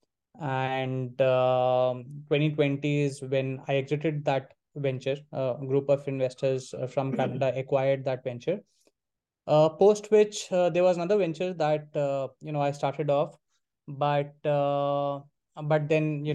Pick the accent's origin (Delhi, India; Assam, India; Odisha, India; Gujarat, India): Delhi, India; moved away as an adult; Delhi, which is where I was born and brought up in.